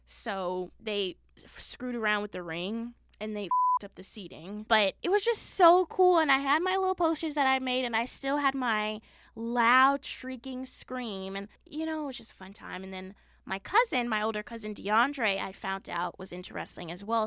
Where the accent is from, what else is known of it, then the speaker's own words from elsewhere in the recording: Las Vegas, Nevada, United States; I was born and raised in Las Vegas